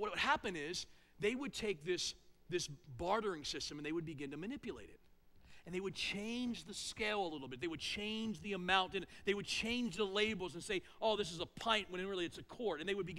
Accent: East Coast, United States; now in North Central Ohio, United States; Here in North Central Ohio, the way we gossip and assume things, here's how we do it. And I came from the East Coast.

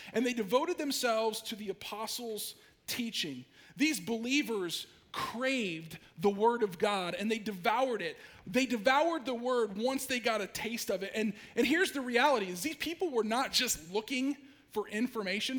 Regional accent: Ashland, Ohio, United States; moved away as an adult; also born or lived in Idaho / Durango, Colorado; I actually was born and raised in Ashland

